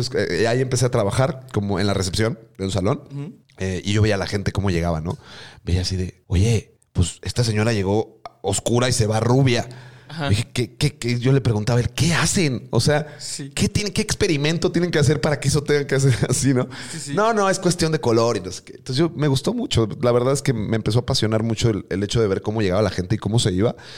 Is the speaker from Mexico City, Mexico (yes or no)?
yes; Mexico City, Mexico; accent: chilango; moved away as an adult; now in Mérida, Mexico; con mi acento chilango